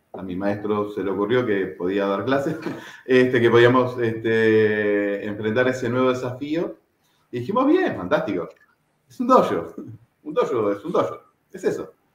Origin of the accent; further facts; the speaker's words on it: Merlo, Buenos Aires Province, Argentina; now in Uruguay; Argentino, de familia uruguaya, mis padres este, uruguayos, eh, emigrantes, salieron de Uruguay este, en los años 70 y con mis hermanos y yo nací allá en Buenos Aires, en el conurbano bonaerense, el partido de Merlo.